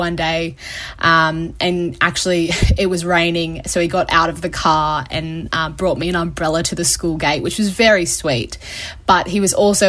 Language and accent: English; Sydney, New South Wales, Australia; I grew up in the Sutherland Shire near Cronulla Beach